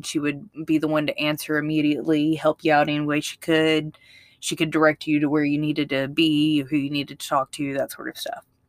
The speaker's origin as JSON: {"language": "English", "region": "Mississippi", "country": "United States", "moved": "yes", "lives_now": "Alabama, United States", "said": "I know we live in Alabama, but I'm from Mississippi"}